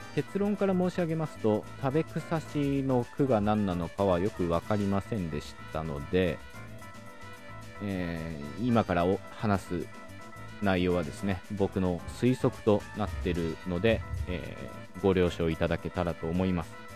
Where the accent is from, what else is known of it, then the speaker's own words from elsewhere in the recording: Okayama, Japan; 僕自身は岡山県出身